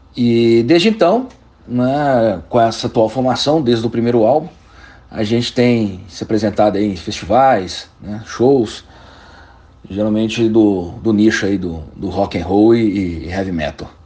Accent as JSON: {"language": "Portuguese", "town": "Belo Horizonte", "region": "Minas Gerais", "country": "Brazil", "said": "nós somos de Belo Horizonte"}